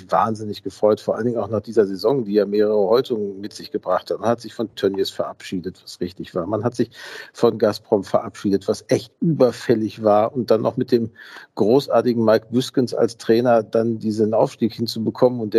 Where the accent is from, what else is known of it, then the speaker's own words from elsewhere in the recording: Gelsenkirchen, North Rhine-Westphalia, Germany; Ich bin in Gelsenkirchen-Schalke tatsächlich aufgewachsen, also auch in dem Stadtteil.